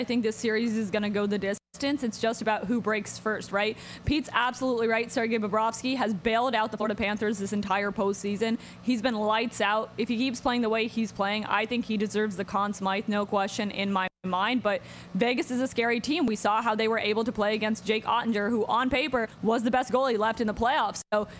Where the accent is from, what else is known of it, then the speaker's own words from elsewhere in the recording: Toronto, Ontario, Canada; I'm from Toronto.